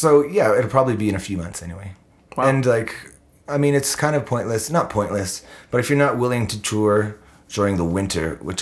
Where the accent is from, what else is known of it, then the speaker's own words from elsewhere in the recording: Canada; That's the grossest, ugliest part of being a Canadian touring band.